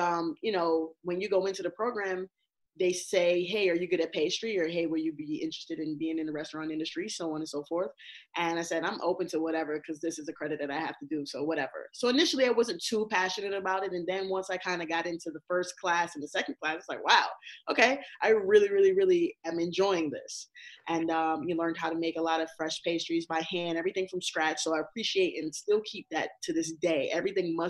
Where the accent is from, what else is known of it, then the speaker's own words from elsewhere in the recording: New York, United States; also born or lived in Barbados / Texas; I'm a native New Yorker. Growing up in Barbados, my family always used to call me a Bajan Yankee. And basically, that's like an Americanized West Indian. So, you know, that is I came here at the age of 8. We lived in Texas, came to New York